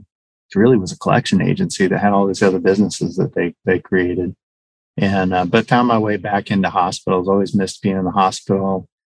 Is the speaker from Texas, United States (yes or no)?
yes; Houston, Texas, United States; also born or lived in San Antonio, Texas; I grew up in Houston, north of town